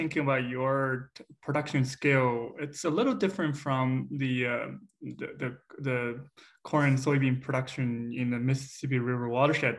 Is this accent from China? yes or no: yes; China; now in Iowa, United States; my hometown area in China